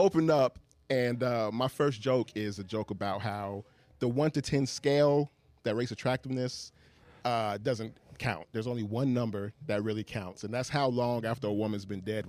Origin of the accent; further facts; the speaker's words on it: Tallahassee, Florida, United States; I'm from Tallahassee, so typically I'm performing in that area